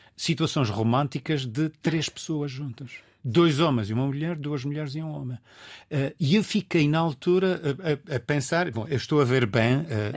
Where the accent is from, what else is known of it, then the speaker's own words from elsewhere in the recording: Azores, Portugal; accent: Azorean; also born or lived in Lisbon, Portugal; now in Washington, United States; como açoriano, eu nasci com um pé na água e um pé em terra